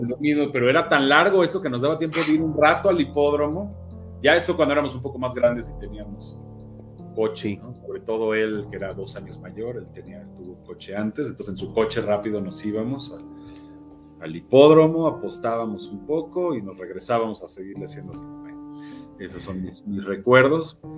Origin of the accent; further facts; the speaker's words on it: Mexico; aquí no salen rabinos mexicanos, no sé por qué, entonces los, los importamos de Argentina